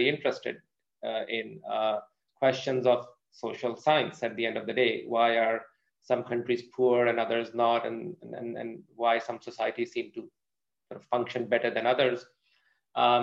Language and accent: English; Pakistan; moved away as an adult; now in United States; I'm from Pakistan. I grew up in Pakistan, did my schooling there